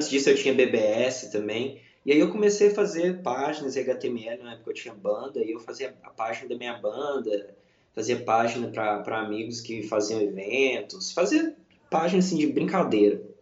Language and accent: Portuguese; Belo Horizonte, Minas Gerais, Brazil; Nasci, cresci em Belo Horizonte, morei em Belo Horizonte minha vida inteira e mudei de Belo Horizonte tem apenas é, um pouco mais de um ano e meio.